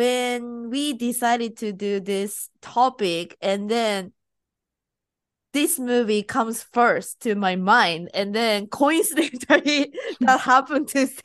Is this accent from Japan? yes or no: yes; Japan; now in United States; I'm Japanese and I'm living in US.